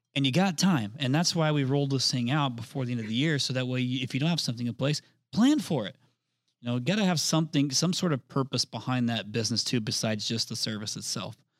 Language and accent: English; Indianapolis, Indiana, United States; I'm from the Indianapolis market